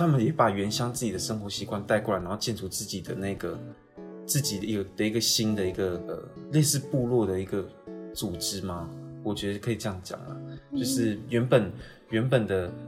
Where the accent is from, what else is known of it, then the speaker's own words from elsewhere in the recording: Wanrong, Hualien County, Taiwan; 我是花莲的万荣乡架干部落。